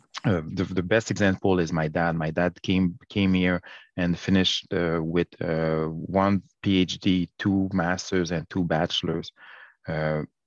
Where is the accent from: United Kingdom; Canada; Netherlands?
Canada; Montreal, Quebec; also born or lived in Haiti; Born and raised in Montreal. And from 15 to 17, I went back and lived with my parents in Haiti.